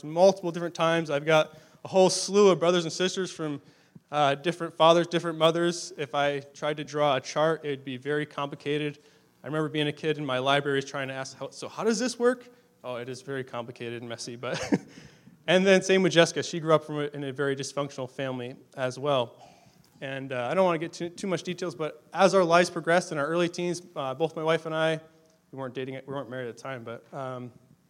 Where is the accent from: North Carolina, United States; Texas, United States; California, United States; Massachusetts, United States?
Massachusetts, United States; moved away as an adult; also born or lived in Durham, Ontario, Canada; now in Canada; we're originally from Massachusetts. That's our home state